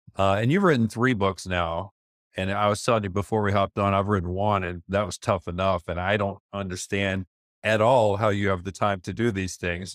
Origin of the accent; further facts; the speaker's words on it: Kentucky, United States; moved away; I'm a Jewish kid and I grew up in Kentucky